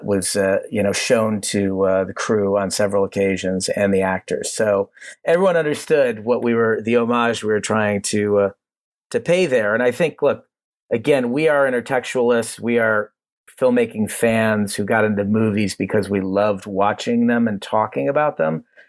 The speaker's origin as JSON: {"language": "English", "town": "Cleveland", "region": "Ohio", "country": "United States", "tie": "born or raised there", "said": "We're from Cleveland"}